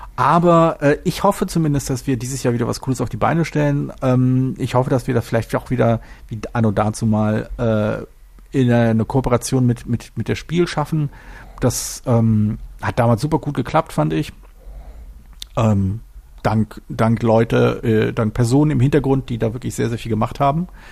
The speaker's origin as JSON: {"language": "German", "region": "Berlin", "country": "Germany", "tie": "born or raised there", "said": "ich bin halt Berliner äh, und, und zwar halt geborener Berliner"}